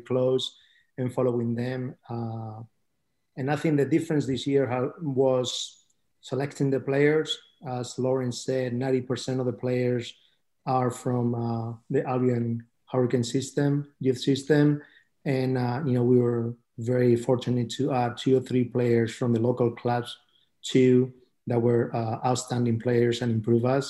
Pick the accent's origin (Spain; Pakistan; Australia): Spain; now in Houston, United States; I'm originally from Spain